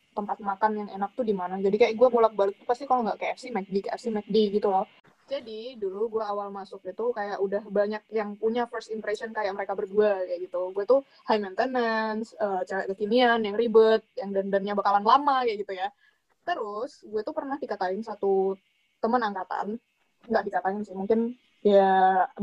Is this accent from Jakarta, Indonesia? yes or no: yes; Jakarta, Indonesia; born there; now in Bandung, Indonesia; gue lahir di Jakarta